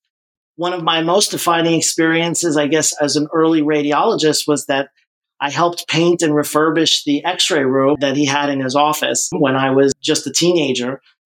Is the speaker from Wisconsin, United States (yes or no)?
no; Great Neck, New York, United States; I was born in a town named Great Neck, New York, which is on the north shore of Long Island, a little bit outside of New York City. Most of my family was in New York, in the Queens and Long Island and Manhattan area.